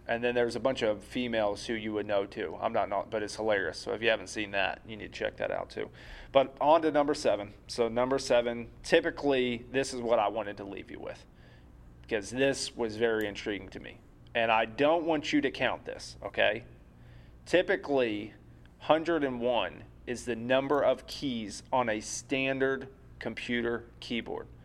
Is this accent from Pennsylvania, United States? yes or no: yes; Philadelphia, Pennsylvania, United States; my hometown bias with the Philadelphia seventy-sixers